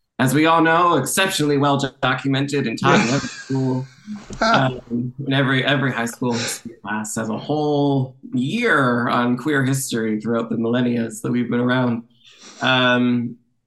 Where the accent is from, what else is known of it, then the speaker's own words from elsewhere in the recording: Canada; also born or lived in Toronto; I'm a Canadian theater writer.